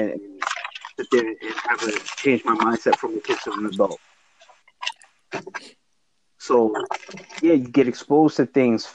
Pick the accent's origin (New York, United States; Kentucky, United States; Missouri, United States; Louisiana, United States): New York, United States; New York City; I grew up in Harlem during the crack era